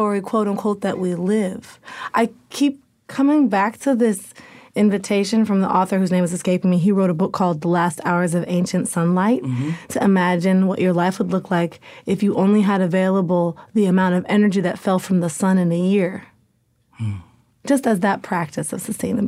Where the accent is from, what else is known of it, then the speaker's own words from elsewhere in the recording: Portland, Oregon, United States; I'm from Portland, Oregon.